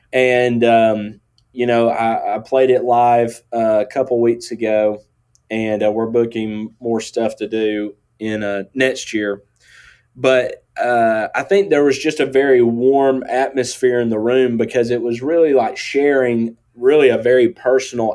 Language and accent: English; Northwest Georgia, United States; accent: country; I grew up in Northwest Georgia.